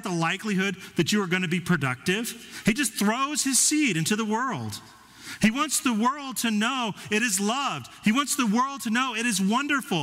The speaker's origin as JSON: {"language": "English", "town": "Denver", "region": "Colorado", "country": "United States", "tie": "born or raised there", "said": "Our soil was too acidic growing up in Denver"}